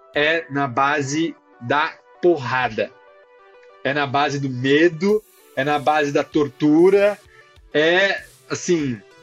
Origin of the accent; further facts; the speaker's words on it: São Paulo, Brazil; moved away as an adult; now in Ceará, Brazil; eu também sou paulista, sou paulistano, nascido criado